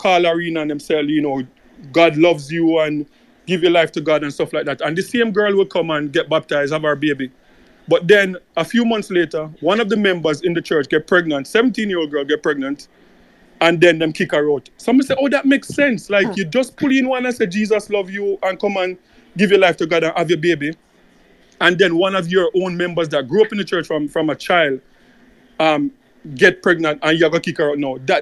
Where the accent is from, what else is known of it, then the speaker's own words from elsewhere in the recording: Jamaica; as a Jamaican